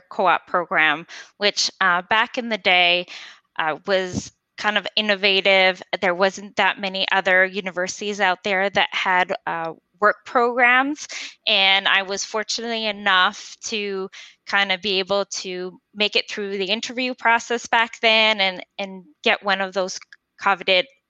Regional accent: Montreal, Quebec, Canada; first language French; English is a second language; moved away as an adult; also born or lived in United States; I'm originally from Montreal, born and raised pretty much on the South Shore

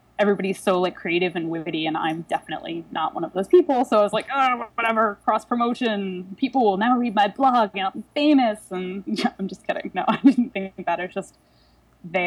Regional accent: Delaware, United States; also born or lived in Philadelphia; now in New York, United States; I'm originally from Delaware

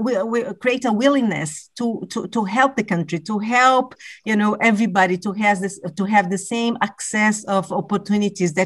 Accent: Brazil; I was born and raised in Brazil.

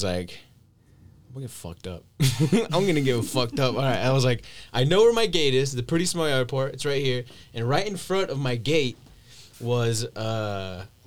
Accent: Guanajuato, Mexico; I'm from Guanajuato

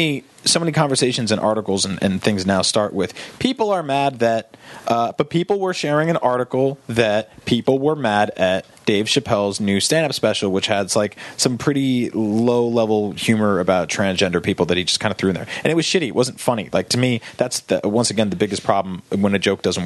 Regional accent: New Jersey, United States; Because I grew up in New Jersey.

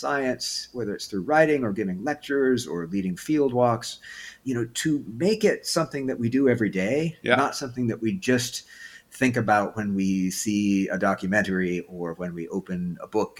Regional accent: Pacific Northwest, United States; moved away as an adult; also born or lived in Southern California / Vermont / Idaho; I am from the Pacific Northwest, so that is home.

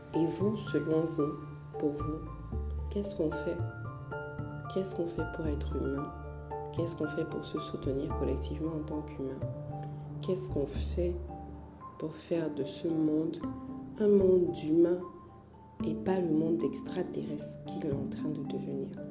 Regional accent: Cameroon; je suis camerounaise

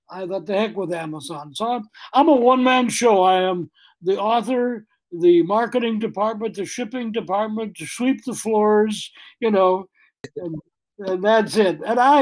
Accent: the North Country, United States; moved away as an adult; also born or lived in Green Bay; now in Louisiana, United States; I was raised in the North Country, ended up in TV down here in Shreveport

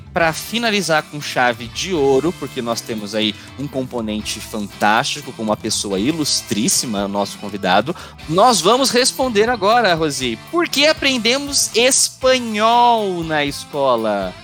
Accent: Brazil; first language Portuguese; o nosso português aqui no Brasil

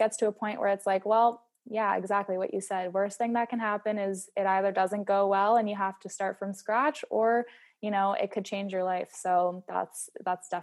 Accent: East Coast, United States; I'm from the East Coast too

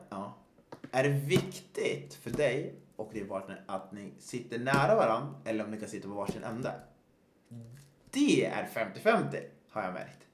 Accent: Östersund, Jämtland, Sweden; Jag är uppväxt i Östersund

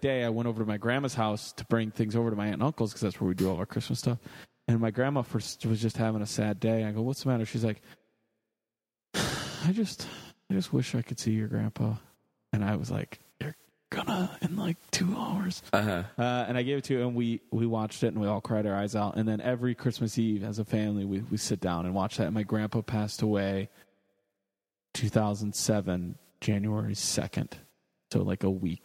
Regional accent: Rochelle, Illinois, United States; moved away as an adult; also born or lived in Chicago, Illinois; born and raised in Rochelle, Illinois, the heartland, and then lived in Chicago for quite a while

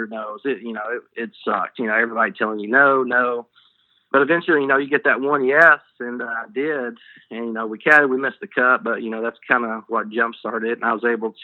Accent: southeastern Kentucky, United States; now in New Orleans, United States; I'm actually from kind of, you could almost call it southeastern Kentucky.

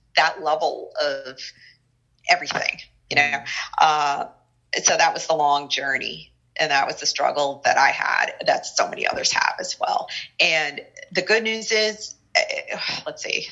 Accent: New Jersey, United States; also born or lived in New York City area; growing up in the North Jersey area

